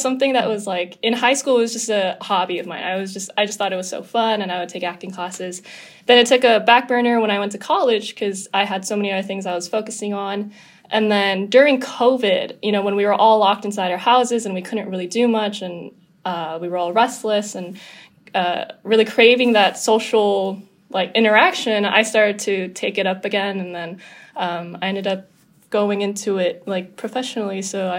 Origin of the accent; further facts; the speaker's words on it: Los Angeles, California, United States; my brothers and I, we were all born and raised in LA. I went to school in Pepperdine, so very just local to here, but grew up very conscious of my Korean background.